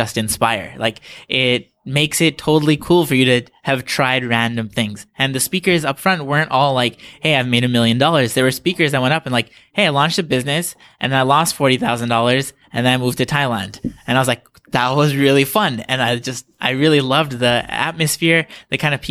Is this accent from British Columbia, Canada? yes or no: yes; Vancouver, British Columbia, Canada; also born or lived in Ontario; now in Toronto, Canada; I grew up in Vancouver, then I moved out to Ontario